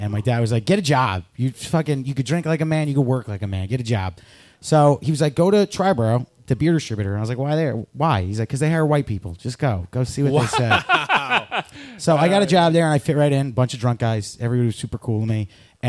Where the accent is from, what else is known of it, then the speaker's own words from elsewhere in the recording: Queens, New York, United States; Queens, New York.